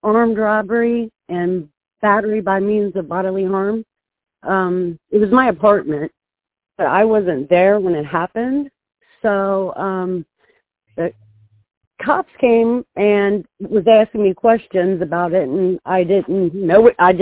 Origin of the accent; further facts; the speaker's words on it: Ohio, United States; I'm from Ohio